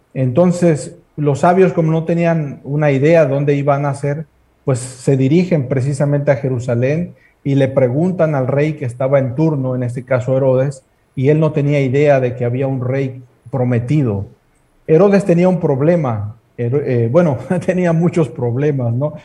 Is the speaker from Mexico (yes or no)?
yes; Mexico; tenemos por tradición como mexicanos